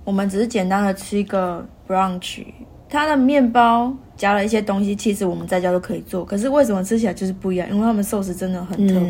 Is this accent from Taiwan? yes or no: yes; Taiwan; now in Australia; 台湾，所以我